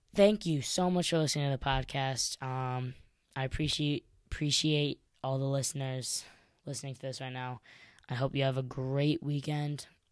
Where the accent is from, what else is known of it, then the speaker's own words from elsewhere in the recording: Chicago, Illinois, United States; I'm from Chicago